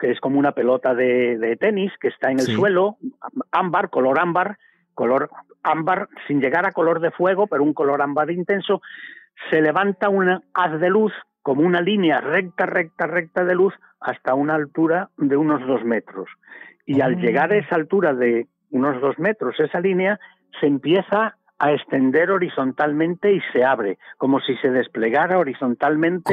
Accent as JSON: {"language": "Spanish", "region": "Galicia", "country": "Spain", "said": "arroyos en mi tierra, en Galicia"}